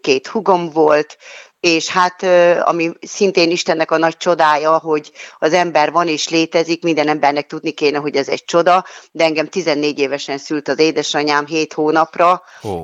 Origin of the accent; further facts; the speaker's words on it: Hungary; moved away as an adult; also born or lived in Budapest; én a telep melletti kis utcában nőttem fel